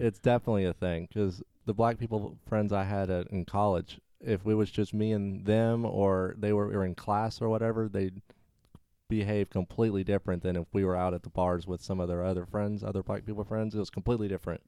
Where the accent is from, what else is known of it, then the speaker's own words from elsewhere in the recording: Arkansas, United States; moved away as an adult; also born or lived in Texas; now in Florida, United States; I grew up in Arkansas.